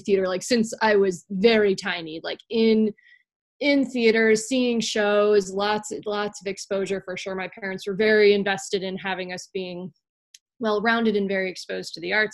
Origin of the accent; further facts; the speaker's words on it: Meriden, Connecticut, United States; I'm actually from Meriden, Connecticut, right? You know, I'm sitting in Connecticut right now, and I'm actually from Meriden, which is, you know, around central Connecticut